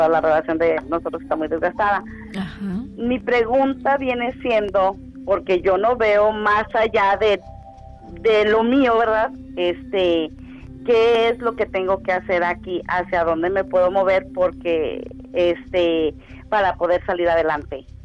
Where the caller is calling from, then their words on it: Garland, Texas, United States; Estoy en Garland